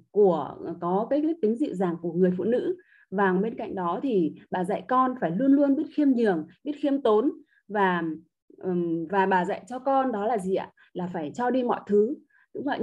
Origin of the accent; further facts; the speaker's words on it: Ha Long, Quang Ninh, Vietnam; em đến từ thành phố Hạ Long tỉnh Quảng Ninh